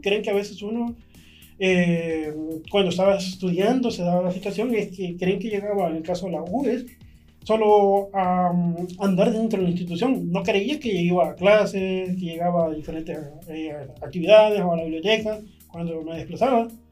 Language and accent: Spanish; San Salvador, El Salvador; Soy originario de San Salvador, Nací en el año de 1983